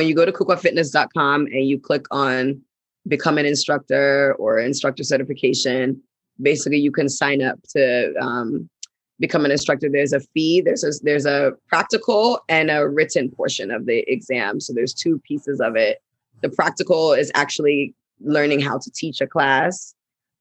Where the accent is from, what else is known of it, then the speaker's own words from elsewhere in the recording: Ghana; also born or lived in United States; we're from Ghana. And I'm based in Ghana, but I come to US quite a bit. And we grew up, we have dual citizenship, so we're back and forth